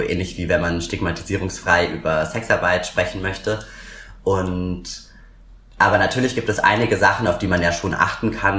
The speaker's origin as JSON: {"language": "German", "region": "Berlin", "country": "Germany", "said": "komme aus Berlin und wohne auch immer noch in Berlin"}